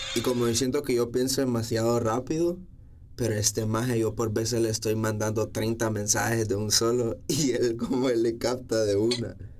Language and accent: Spanish; San Pedro Sula, Cortés, Honduras; moved away as an adult; also born or lived in El Progreso, Honduras; soy de progreso, lloro. Pero toda mi vida, o sea, como desde que yo estaba en sexto grado me mudé aquí a San Pedro. Y o sea, aquí crecí, como ya mi adolescencia fue toda aquí